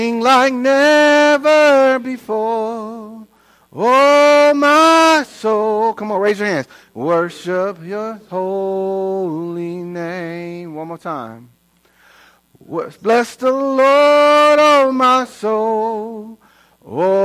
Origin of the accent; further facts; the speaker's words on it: Inglewood, California, United States; now in Queen Creek, United States; I was raised in Inglewood, L.A., in the hood